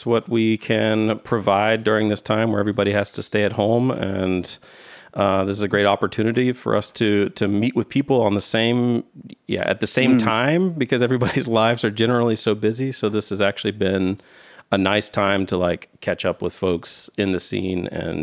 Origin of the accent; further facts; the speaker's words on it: South Carolina, United States; I grew up in South Carolina